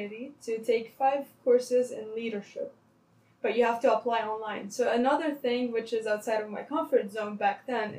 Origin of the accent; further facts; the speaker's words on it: Lebanon; English is a second language; moved away as an adult; now in Toronto, Canada; I was in Lebanon for my high school